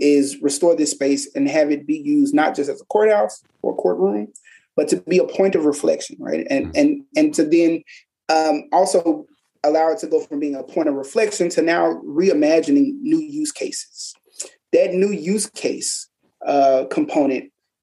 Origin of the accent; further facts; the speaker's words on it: Tallahatchie County, Mississippi, United States; I'm born and raised in Tallahatchie County